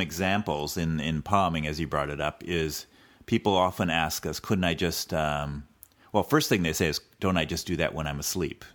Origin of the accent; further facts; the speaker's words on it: California, United States; a native Californian